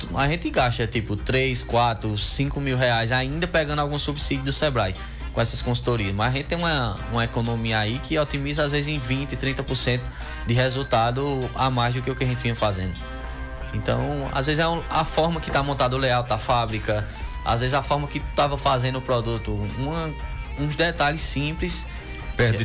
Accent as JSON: {"language": "Portuguese", "town": "São Domingos", "region": "Pernambuco", "country": "Brazil", "tie": "born or raised there", "also_born_or_lived": "Campina Grande", "said": "Nasci em Campina Grande, mas só fui nascer, né? E vim desde pequeno que a gente mora em São Domingos"}